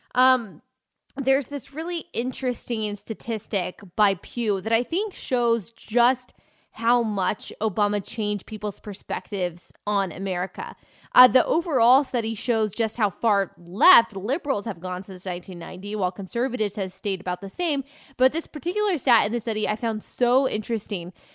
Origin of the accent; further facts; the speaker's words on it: United States; I say it as an American